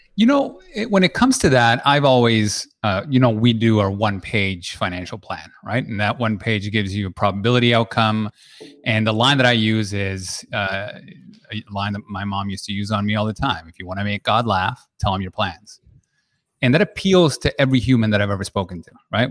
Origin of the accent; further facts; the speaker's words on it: Peru; moved away; I was born and raised in Peru